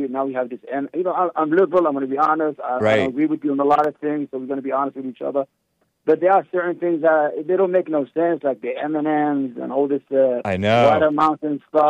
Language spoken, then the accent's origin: English; Yemen; moved away; I'm from Yemen, and I came